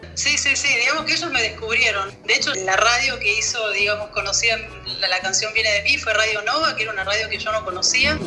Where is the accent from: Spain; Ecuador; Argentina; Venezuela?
Argentina; moved away as an adult; now in France